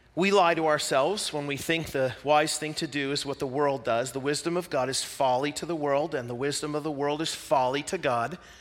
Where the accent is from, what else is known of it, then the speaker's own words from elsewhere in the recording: Pacific Northwest, United States; I'm from the Pacific Northwest, and I live that way because, you know, I'm from the United States and not New Zealand.